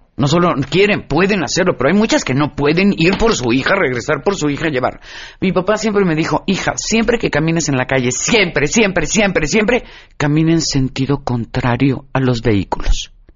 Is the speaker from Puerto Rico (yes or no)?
no; Mexico